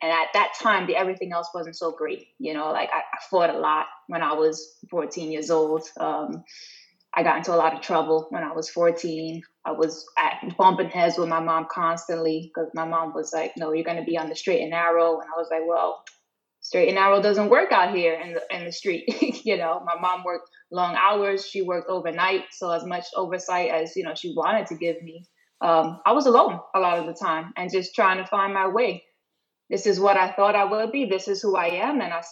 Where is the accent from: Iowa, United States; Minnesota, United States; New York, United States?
New York, United States; New York City; also born or lived in Maryland; I grew up in the South Bronx, you know, single mom